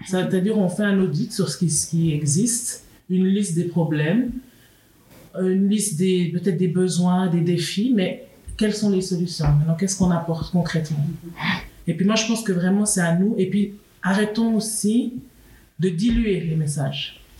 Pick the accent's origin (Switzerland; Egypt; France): Switzerland; moi je suis née en Suisse, j'ai grandi en Suisse